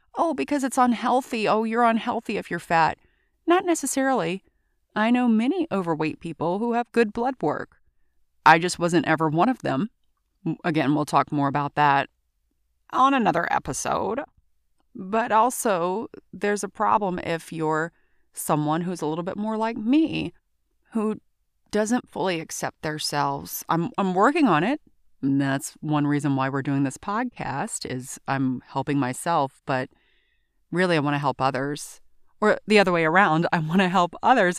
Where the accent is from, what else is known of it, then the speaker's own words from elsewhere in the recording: Baton Rouge, Louisiana, United States; I'm originally from Baton Rouge, but my soul is from New Orleans.